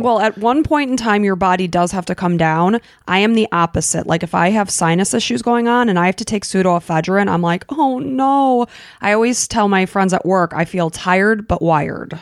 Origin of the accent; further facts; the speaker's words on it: Illinois, United States; moved away as an adult; we grew up in Illinois